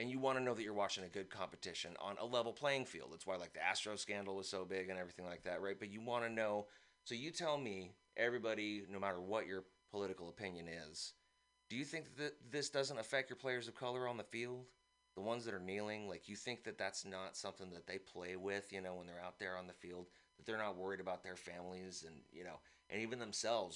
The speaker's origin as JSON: {"language": "English", "town": "San Francisco", "region": "California", "country": "United States", "tie": "born or raised there", "also_born_or_lived": "East Bay", "said": "I actually was born here. I now live in the East Bay, but I was born"}